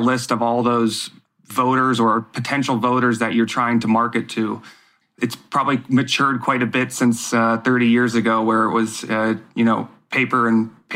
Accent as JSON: {"language": "English", "country": "United States", "said": "as an American voter"}